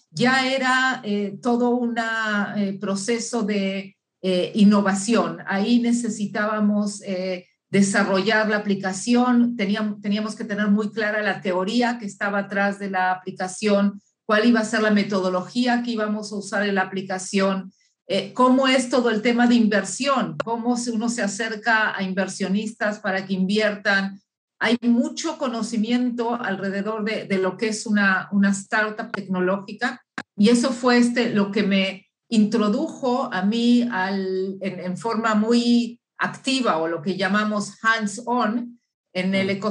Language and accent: Spanish; Uruguay; born there; moved away; also born or lived in Chile / Argentina / Mexico / Boston, United States; yo soy nacida en Uruguay y viví en muchos países de América Latina, viví en Chile, viví en Argentina, viví en México muchos años y también este, un poco estuve en Boston, en, en Estados Unidos. Por eso que mi acento es una combinación de, varios eh, países.